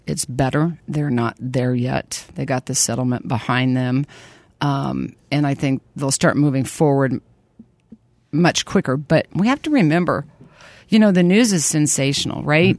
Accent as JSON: {"language": "English", "town": "Lawrence", "region": "Kansas", "country": "United States", "tie": "born or raised there", "said": "Born and raised in Lawrence, Kansas"}